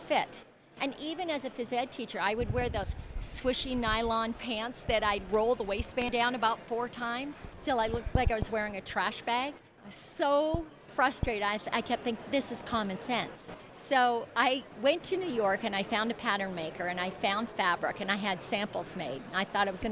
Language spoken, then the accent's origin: English; Calgary, Alberta, Canada; moved away; I grew up in Calgary